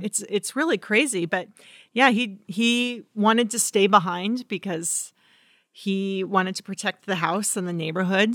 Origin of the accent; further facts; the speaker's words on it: Redding, California, United States; the car fire came to my hometown